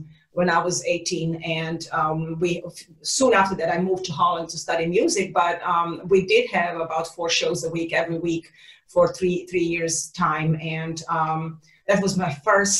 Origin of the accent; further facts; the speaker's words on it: Serbia; moved away as an adult; also born or lived in Netherlands; now in Los Angeles, United States; growing up in Serbia.